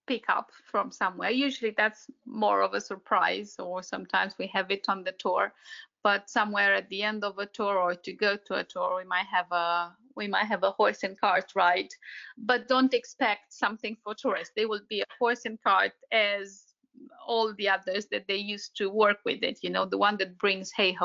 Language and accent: English; central east Romania, Romania; I'm from Romania, yes. Did my school here, and yeah, born and raised.